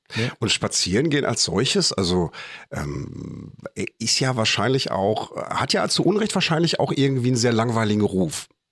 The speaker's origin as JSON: {"language": "German", "country": "Germany", "said": "bei uns in Deutschland"}